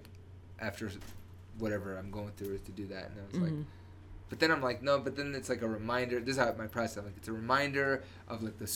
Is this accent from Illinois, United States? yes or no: yes; Chicago, Illinois, United States; now in Denver, United States; I'm from Chicago